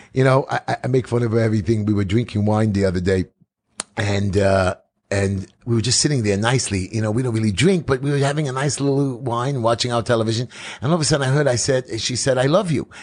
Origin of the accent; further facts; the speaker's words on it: New York City, New York, United States; I'm from New York City